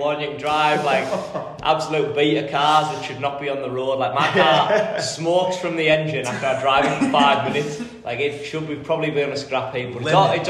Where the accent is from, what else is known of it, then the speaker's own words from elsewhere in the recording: Middlesbrough, North East England, United Kingdom; moved away as an adult; now in Johnson City, United States; Yeah, that's like my hometown. Yeah. My hometown.